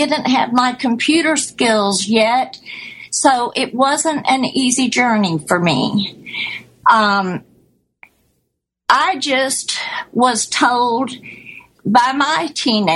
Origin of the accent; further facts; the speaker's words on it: Florida, United States; also born or lived in Hawaii; I'm from Florida